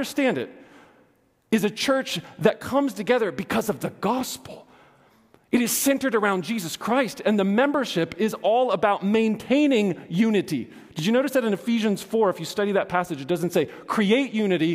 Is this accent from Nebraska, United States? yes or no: no; Johnson City, Tennessee, United States; I was born in Johnson City, Tennessee, in the United States of America.